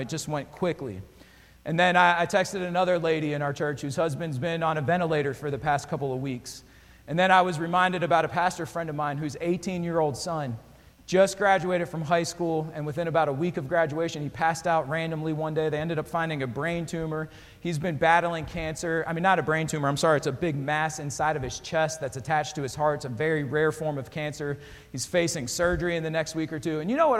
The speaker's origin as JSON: {"language": "English", "area": "Pocono area, near Bloomsburg", "region": "Pennsylvania", "country": "United States", "tie": "born or raised there", "moved": "yes", "lives_now": "Florida, United States", "said": "I grew up in Pennsylvania. I grew up in the Pocono area, right off Interstate 80. We actually lived near Bloomsburg."}